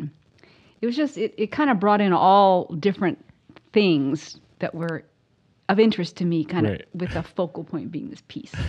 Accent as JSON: {"language": "English", "town": "Ashland", "region": "Oregon", "country": "United States", "tie": "born or raised there", "also_born_or_lived": "Eugene / Portland", "said": "Lived a little bit there, and then we moved to Portland, and then we moved here, back to Eugene, then here. And I moved to Ashland when I was in fourth grade."}